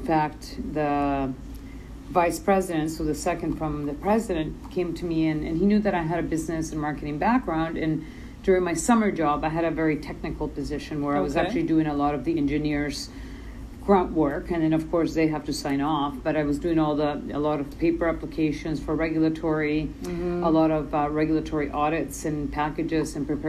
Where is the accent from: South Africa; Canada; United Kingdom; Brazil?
Canada; English is a second language; also born or lived in El Salvador; I was born in El Salvador, Central America. Okay. My parents immigrated to Canada in 1990, and I've been freezing ever since.